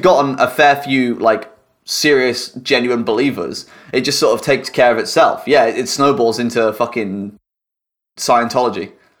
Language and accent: English; United Kingdom; We're all British.